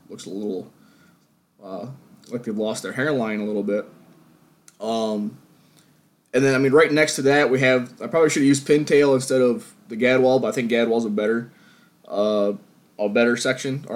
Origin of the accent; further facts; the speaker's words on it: New York, United States; my home state of New York